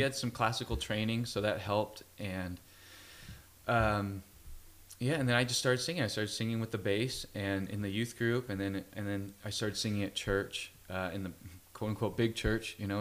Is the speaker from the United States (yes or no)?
yes; Fresno, California, United States; I grew up in Fresno, California